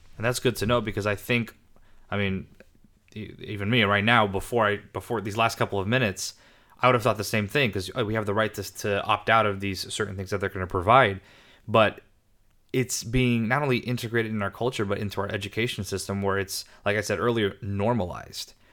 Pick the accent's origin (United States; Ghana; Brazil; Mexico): United States; I was born in the States